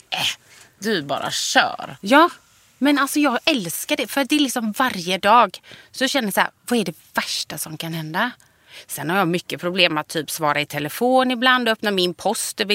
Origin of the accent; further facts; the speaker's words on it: Gothenburg, Västra Götaland, Sweden; moved away as an adult; also born or lived in Mölnlycke; jag är från början Långedra. Ja. Och sen flyttade vi liksom, har vi bott inne i stan.